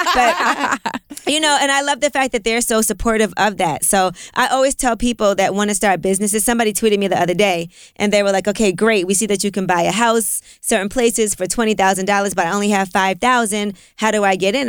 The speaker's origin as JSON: {"language": "English", "town": "New York City", "region": "New York", "country": "United States", "tie": "born or raised there", "said": "I grew up in Brooklyn"}